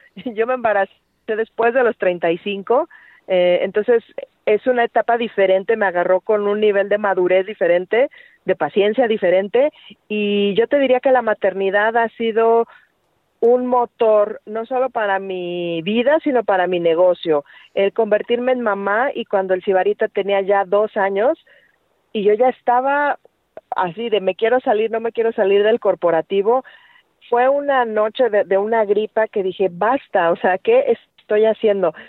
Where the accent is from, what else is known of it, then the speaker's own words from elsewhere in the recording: Mexico; nada más es en México, ¿verdad? Y nada más es en la calle donde yo nací